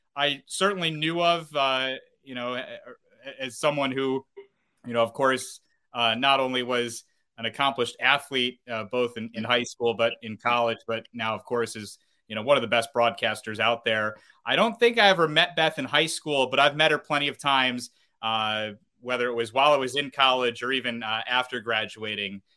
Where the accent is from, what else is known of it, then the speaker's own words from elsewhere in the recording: North Syracuse, New York, United States; I grew up in North Syracuse, New York. I uh, went to Cicero North Syracuse High School.